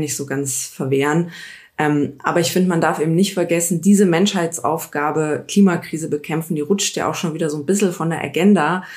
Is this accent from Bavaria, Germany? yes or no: yes; Lochham, Bavaria, Germany; also born or lived in Giesing, Munich / Pasing, Munich; now in Munich, Germany; Ich bin äh, geboren, aufgewachsen in Lochham